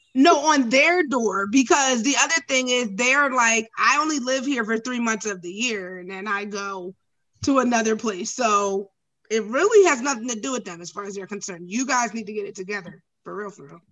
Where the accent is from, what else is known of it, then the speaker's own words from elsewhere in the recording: New Jersey, United States; I'm from Jersey.